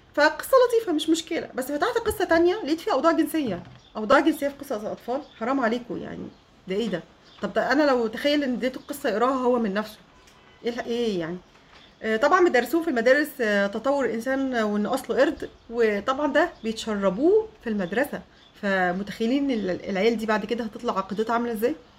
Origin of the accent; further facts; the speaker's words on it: Egypt; moved away as an adult; also born or lived in Germany; فبقول لها من مصر